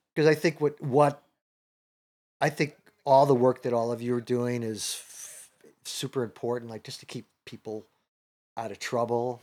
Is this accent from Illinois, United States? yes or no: yes; Chicago, Illinois, United States; moved away; also born or lived in New York; I grew up in Chicago, I'm a Second City kid